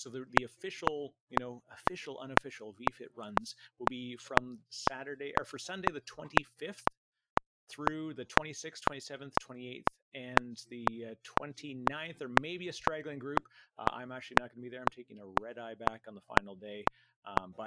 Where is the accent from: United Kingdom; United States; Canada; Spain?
Canada; I'm Canadian